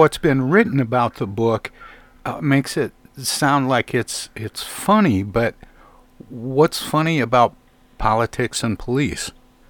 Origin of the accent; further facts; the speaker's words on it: Flint, Michigan, United States; my hometown of Flint, Michigan